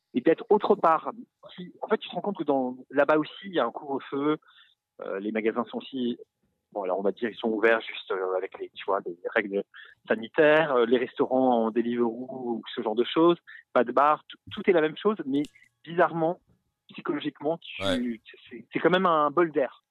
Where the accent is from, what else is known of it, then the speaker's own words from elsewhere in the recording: France; moi, en tant que Français